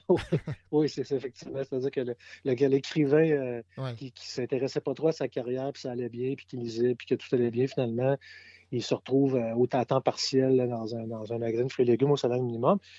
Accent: Quebec City, Quebec, Canada; j'ai grandi dans le Vieux-Québec, je suis né dans le Vieux-Québec, j'ai grandi dans le Vieux-Québec

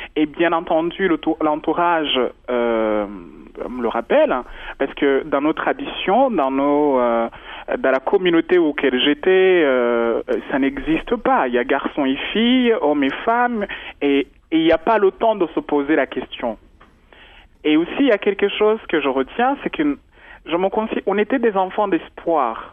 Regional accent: Rwanda; moved away; je suis Rwandais, euh, je suis né au Rwanda

